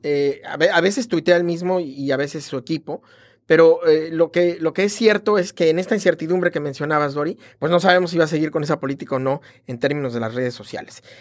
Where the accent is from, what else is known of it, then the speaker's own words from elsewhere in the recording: Mexico; como mexicano